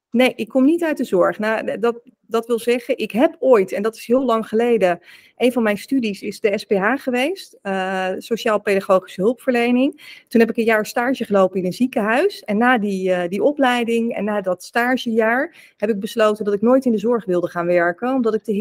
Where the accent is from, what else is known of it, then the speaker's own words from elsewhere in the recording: South Holland, Netherlands; Ik ben opgegroeid en woonachtig in Zuid-Holland. Dus ik kom echt uit de Randstad in Nederland